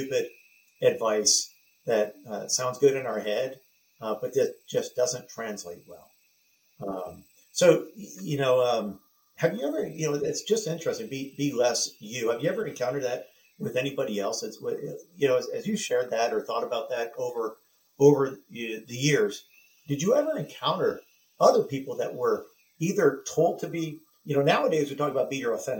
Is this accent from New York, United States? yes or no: no; San Diego, California, United States; where I grew up in San Diego